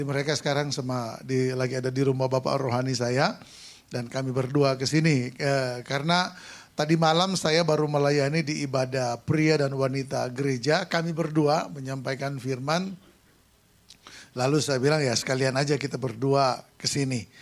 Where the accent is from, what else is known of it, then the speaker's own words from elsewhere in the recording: Sangihe, North Sulawesi, Indonesia; Di kampung saya di Sangihe sana acara dan semarak Natal dan tahun baru baru selesai tanggal 31 Januari.